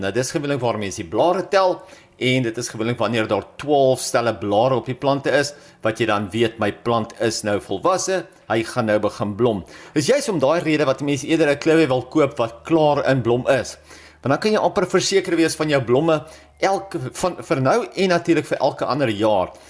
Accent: South Africa; ons as Suid-Afrikaners

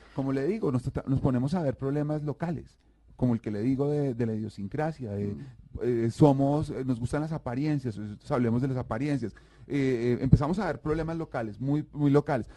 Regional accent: Colombia

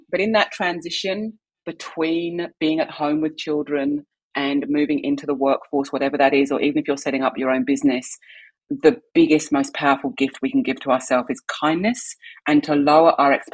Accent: England, United Kingdom; moved away as an adult; also born or lived in London / Canberra; I'm from England

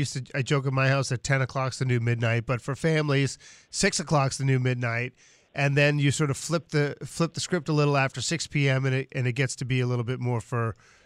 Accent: Boston, Massachusetts, United States; moved away; because I remember growing up in Boston, they always had that.

